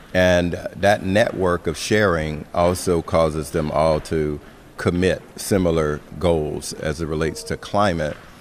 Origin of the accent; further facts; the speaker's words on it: Florida, United States; my home state of Florida